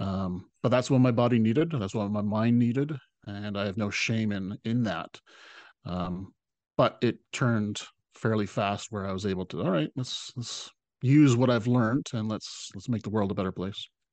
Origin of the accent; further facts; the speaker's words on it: Salt Spring Island, British Columbia, Canada; my hometown